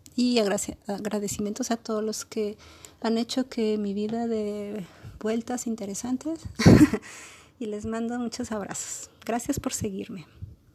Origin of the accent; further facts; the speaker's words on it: Mexico; also born or lived in Tijuana; somos mexicanos